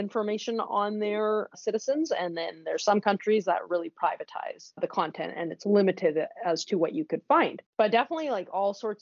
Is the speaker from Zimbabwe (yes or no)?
no; West Coast, Canada; I'm from the West Coast